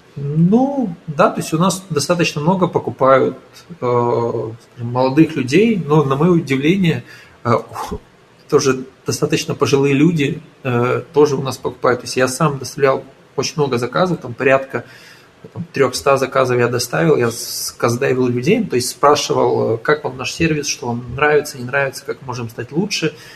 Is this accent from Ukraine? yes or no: yes; Ukraine; moved away as an adult; now in Portugal; я из Украины